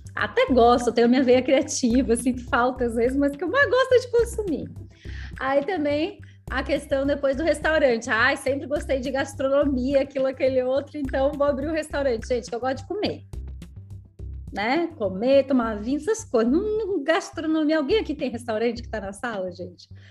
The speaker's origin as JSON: {"language": "Portuguese", "town": "Canela", "region": "Rio Grande do Sul", "country": "Brazil", "tie": "born or raised there", "also_born_or_lived": "Gramado / Florianópolis", "moved": "yes", "lives_now": "São José, Brazil"}